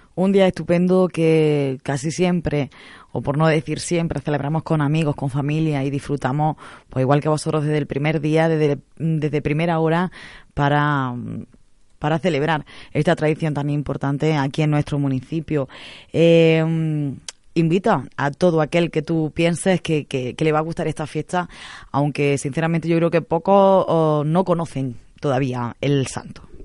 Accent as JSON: {"language": "Spanish", "town": "Torreperogil", "region": "Andalusia", "country": "Spain", "said": "aquí en nuestro pueblo"}